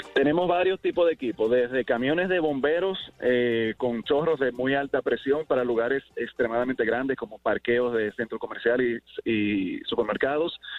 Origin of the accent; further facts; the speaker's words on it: Dominican Republic; como buenos dominicanos